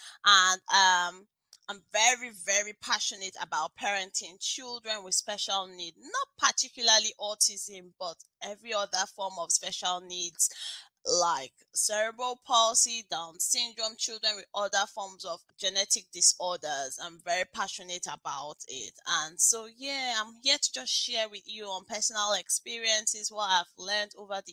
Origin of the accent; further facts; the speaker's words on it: Lagos, Nigeria; moved away as an adult; now in United Kingdom; I grew up in Lagos, Nigeria